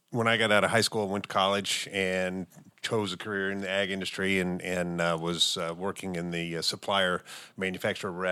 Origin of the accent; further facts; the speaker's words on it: Michigan, United States; growing up in Michigan, and and uh, I ended up back in the Detroit area